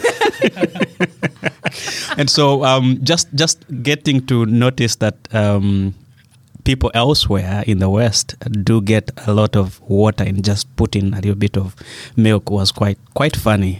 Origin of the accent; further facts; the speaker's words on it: Kampala, Central Region, Uganda; moved away as an adult; now in Melbourne, Australia; I am from Kampala, Uganda, and I'm doing my PhD in New Testament Studies at Ridley College here in Melbourne.